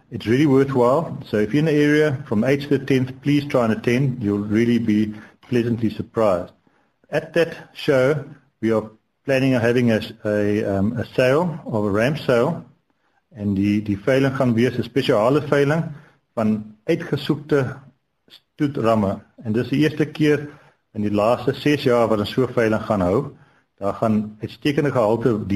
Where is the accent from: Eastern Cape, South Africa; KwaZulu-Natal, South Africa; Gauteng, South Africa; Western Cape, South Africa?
Eastern Cape, South Africa; Ek kom van Nanstuurdag in Klipplaasse area.